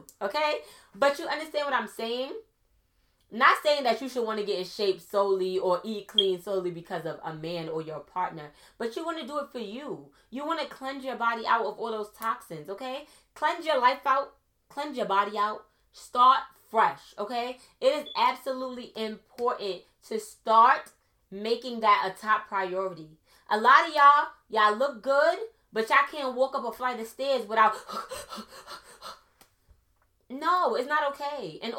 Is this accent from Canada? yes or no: no; Trinidad & Tobago; I'm Trinidadian, so I could say this, okay?